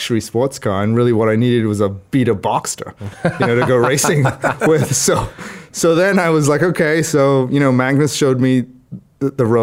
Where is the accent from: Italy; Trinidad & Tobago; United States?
Trinidad & Tobago; moved away; I grew up in Trinidad, in the Caribbean